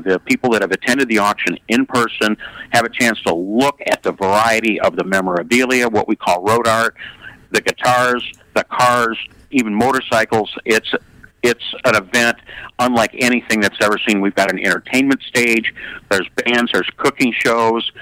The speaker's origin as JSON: {"language": "English", "region": "California", "country": "United States", "tie": "born or raised there", "said": "I was a kid growing up in California in the 1960s"}